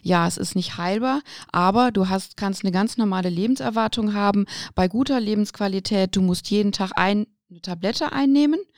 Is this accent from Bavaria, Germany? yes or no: no; Aachen, North Rhine-Westphalia, Germany; born there; Also ich meine, ich bin geboren in Aachen und habe aber trotzdem auch immer schon familiär eine fränkische Seite in mir gehabt